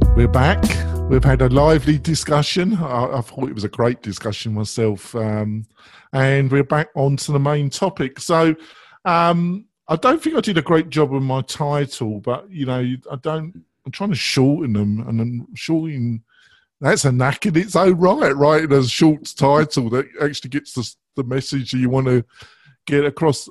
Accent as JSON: {"language": "English", "region": "England", "country": "United Kingdom", "said": "I am English"}